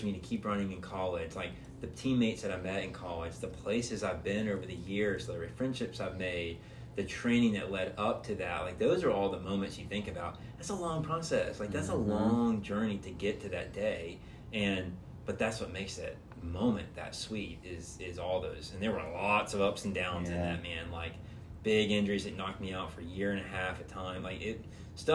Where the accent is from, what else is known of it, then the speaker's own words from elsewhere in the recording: Atlanta, Georgia, United States; moved away; being back in my hometown